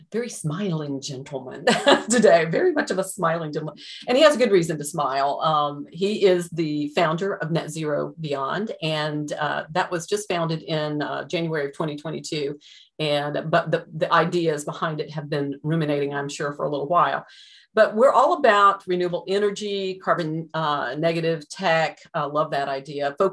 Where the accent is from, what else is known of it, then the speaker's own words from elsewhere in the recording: Ireland; So, yay, I'm Irish, as you can tell.